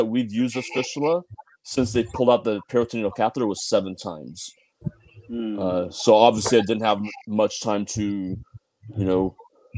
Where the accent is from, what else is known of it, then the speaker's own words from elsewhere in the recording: San Diego, California, United States; I'm from San Diego, California